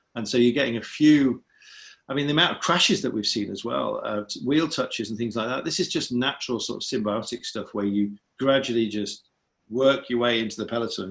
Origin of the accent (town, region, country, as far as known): Sheffield, Yorkshire and the Humber, United Kingdom; born or raised there